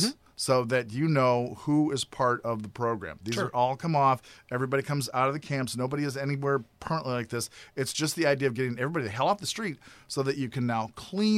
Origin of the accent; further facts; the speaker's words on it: Grand Forks, North Dakota, United States; my hometown in Grand Forks, North Dakota